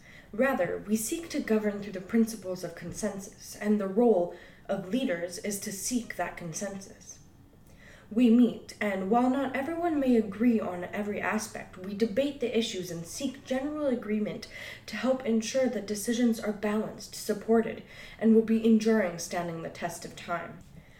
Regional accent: British Columbia, Canada; I come from the Musqueam Tsleil-Waututh Lhkwaqeluk people of Northern Vancouver Island, who are part of the Kwakwaqeluk, also known as the Kwakwala-speaking peoples.

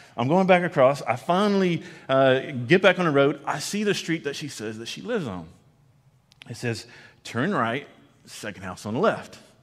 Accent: Conroe, Texas, United States; I grew up in East Texas and grew up around Conroe

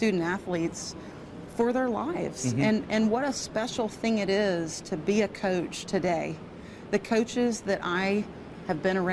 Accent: Georgia, United States; I grew up in Georgia and was very fortunate to play at Georgia Tech

